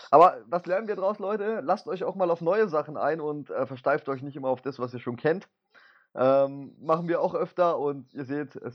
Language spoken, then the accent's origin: German; Bavaria, Germany; Ich komme ja aus Bayern, von daher haben wir es beide nicht so sonderlich weit jetzt nach München